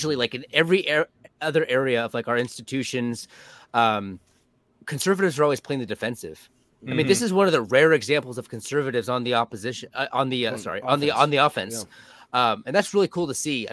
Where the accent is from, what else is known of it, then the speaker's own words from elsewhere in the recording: California, United States; I'm from California